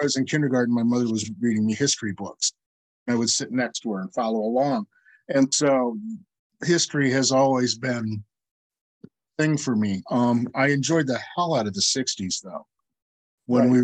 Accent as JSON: {"language": "English", "region": "Iowa", "country": "United States", "tie": "born or raised there", "said": "my hometown in Iowa"}